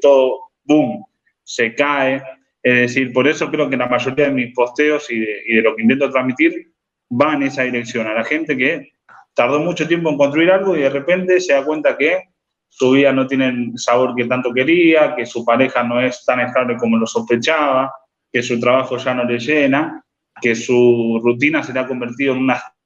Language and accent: Spanish; Rosario, Santa Fe, Argentina; soy de Rosario, tengo 31 años